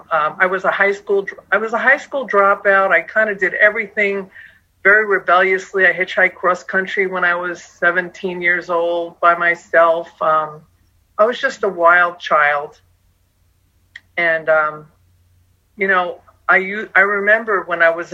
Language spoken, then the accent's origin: English; Long Island, New York, United States; moved away; also born or lived in Phoenix, Arizona; I'm from New York originally, Long Island